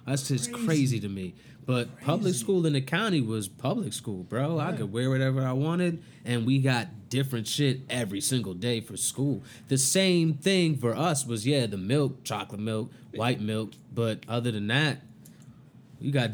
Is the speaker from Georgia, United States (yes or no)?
no; Columbia, Maryland, United States; also born or lived in New Jersey; I'm from Columbia, like that's where I grew up